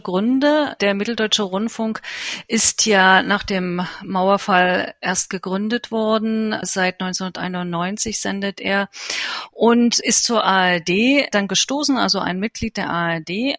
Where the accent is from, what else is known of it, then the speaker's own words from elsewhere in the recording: East Germany, Germany; moved away as an adult; now in New Delhi, India; Ich bin ja in der DDR geboren, habe immer in Ostdeutschland äh, gelebt